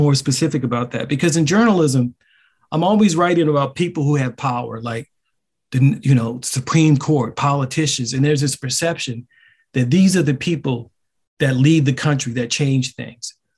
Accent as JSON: {"language": "English", "town": "Baltimore", "region": "Maryland", "country": "United States", "tie": "born or raised there", "said": "I grew up in an extremely racially segregated neighborhood"}